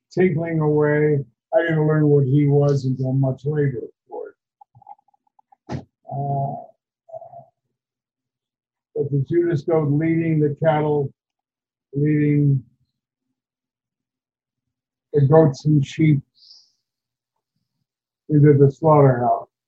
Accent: Kansas City, Kansas, United States; I come from the west bottoms of Kansas City, Kansas, and most people think Kansas City, Missouri we came from Kansas. Across the street from, we lived above the junkyard.

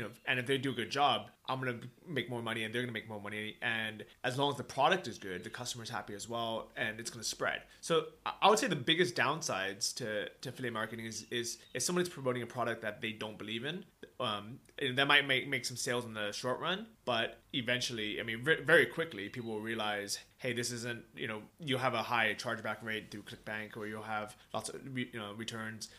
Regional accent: California, United States; also born or lived in Toronto, Canada; now in Thailand; I grew up in California. We didn't really have snow

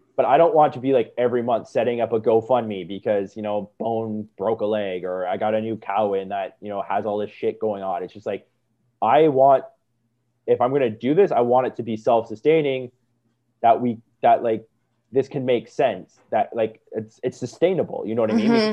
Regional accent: Niagara Falls, Ontario, Canada; I grew up in Niagara

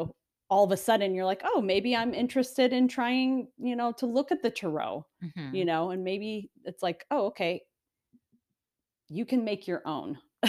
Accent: United States; here as Americans, a lot of us don't have that.

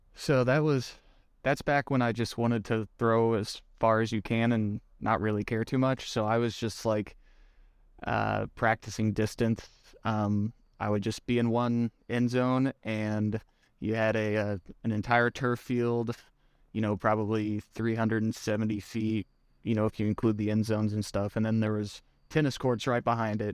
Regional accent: Springfield, Missouri, United States; also born or lived in Ozark, Missouri; I was born in Springfield, Missouri, which is kinda southwest part of the state. I live in Ozark, Missouri currently, which is just south of Springfield

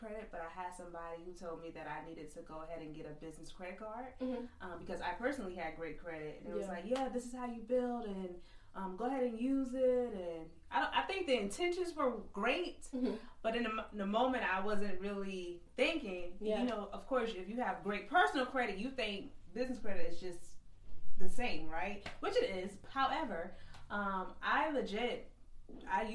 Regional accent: Georgetown, South Carolina, United States; from North Santee, which is a very small community

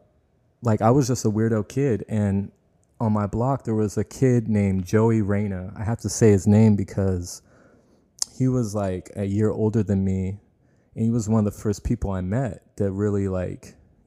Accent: Tracy, California, United States; I grew up in Tracy.

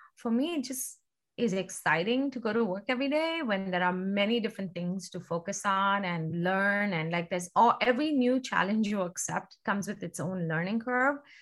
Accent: India; moved away as an adult; now in Seattle, United States; I was born and raised in India.

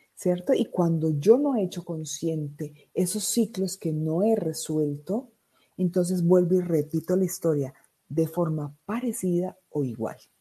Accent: Riosucio, Caldas, Colombia; also born or lived in Medellín, Colombia; soy de Medellín, Colombia. Crecí en un pueblo llamado Río Sucio Caldas

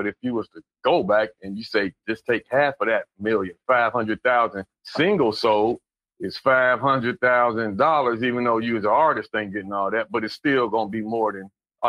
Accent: Dayton, Ohio, United States; my hometown, how they cut the music out of the schools. Now in Dayton

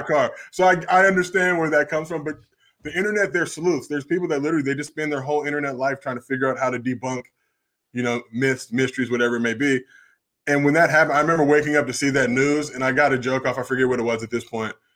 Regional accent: New Jersey, United States; moved away; also born or lived in Los Angeles; I was born in Jersey

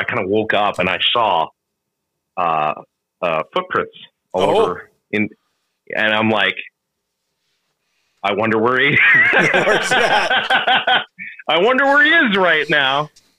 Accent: Minnesota, United States; I'm from Minnesota

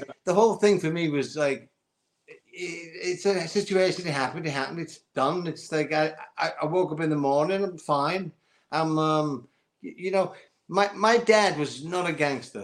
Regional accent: St Helens, North West England, United Kingdom; I was in my hometown of England, in St. Helens, in a chip shop

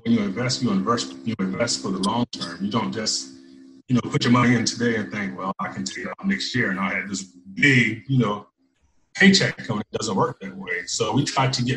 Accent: United States; I'm American

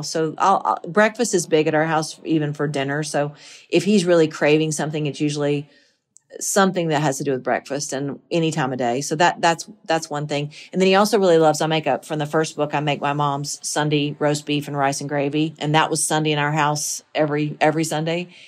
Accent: the South, United States; Those are the things that, that I, that I take with me as a Southerner.

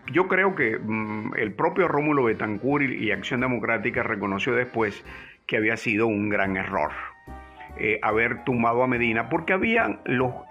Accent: Maracaibo, Zulia, Venezuela; nos mudamos al centro, centro de Maracaibo. Estaba en la calle Ciencias a dos cuadras de la Basílica.

